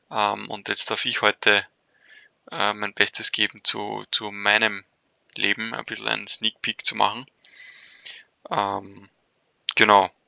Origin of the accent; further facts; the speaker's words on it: Vienna, Austria; bin schon seit fast 30 Jahren auf dieser Welt. Ähm, bin in Wien aufgewachsen